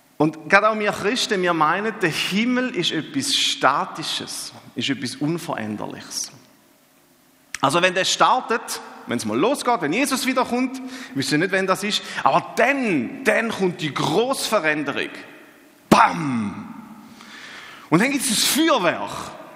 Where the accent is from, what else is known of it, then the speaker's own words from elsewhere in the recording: Eastern Switzerland, Switzerland; Ich bin ja gebürtiger Ostschweizer